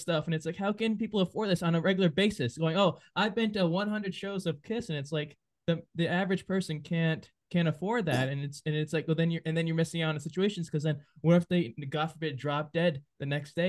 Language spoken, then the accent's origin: English; New England, United States; I'm from New England